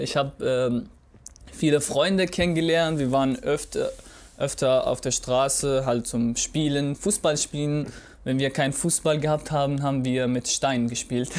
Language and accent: German; Raqqa, Raqqa Governorate, Syria; German is a second language; now in Germany; ich bin äh, in Arraka geboren. Das ist eine Stadt, die liegt äh, nord in der Mitte von Syrien